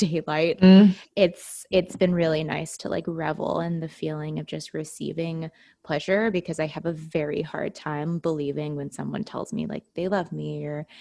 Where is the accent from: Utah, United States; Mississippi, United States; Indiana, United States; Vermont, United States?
Utah, United States; growing up in Utah